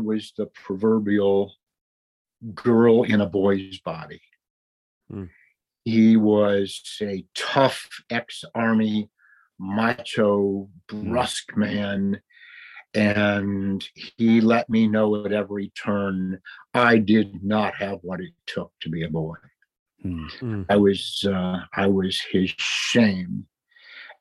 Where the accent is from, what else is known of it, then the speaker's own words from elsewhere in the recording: Cleveland, Ohio, United States; now in Dallas-Fort Worth, United States; I was raised in Cleveland, Ohio